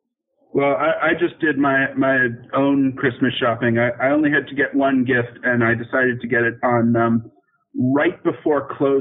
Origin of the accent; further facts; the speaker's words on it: Bay Area, California, United States; now in Melbourne, Australia; I'm half American, and I grew up there in the Bay Area, actually.